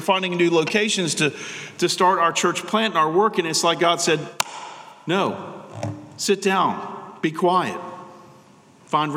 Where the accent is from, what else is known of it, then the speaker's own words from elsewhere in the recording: United States; American Christians